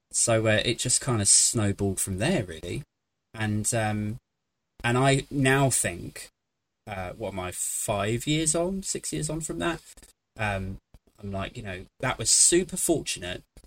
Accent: United Kingdom; I am British

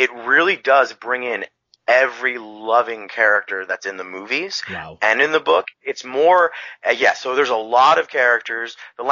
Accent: Bay Area, California, United States; moved away as an adult; also born or lived in Hollister, California; now in Los Banos, United States; when I grew up in the Bay Area

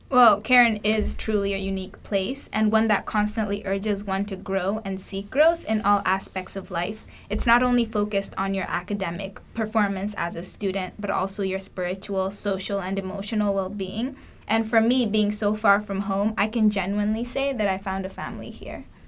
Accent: Kenya; moved away as an adult; now in United States; I'm from Kenya

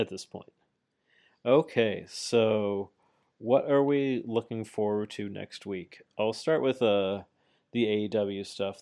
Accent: Canada; I'm Canadian

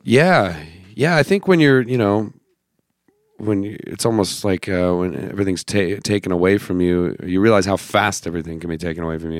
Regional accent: Idaho, United States; also born or lived in Los Angeles; now in Nashville, United States; I'm from Idaho

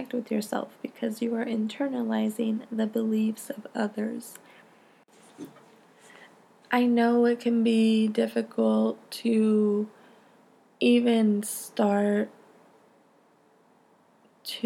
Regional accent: Stockton, California, United States; I grew up in Stockton, California

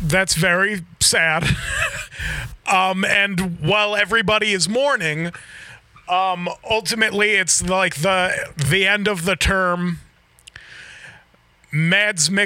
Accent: United States; as an American

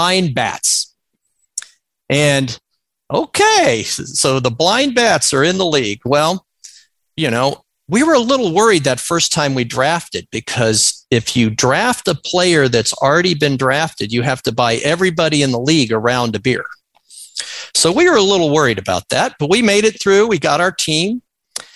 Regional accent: Florida, United States; growing up in Florida and going to the University of Florida every year

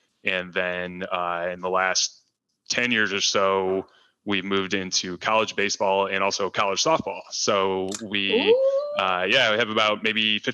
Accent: Detroit, Michigan, United States; I grew up in Detroit, grew up loving the Tigers and hating the Yankees

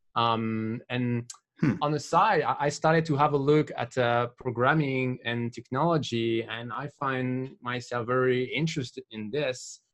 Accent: France; from France

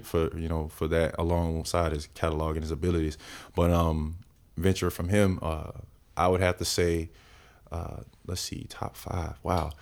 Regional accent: Winter Haven, Florida, United States; moved away as an adult; now in Atlanta, United States; I'm originally from Florida.

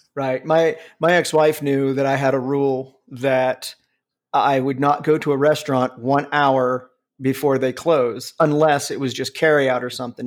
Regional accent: Cincinnati, Ohio, United States; also born or lived in Columbus, Ohio; I grew up in Cincinnati

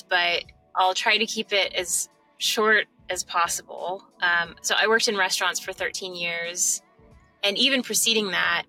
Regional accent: Kansas City, Missouri, United States; moved away as an adult; also born or lived in Charleston, South Carolina; now in New York, United States; I grew up in Kansas City

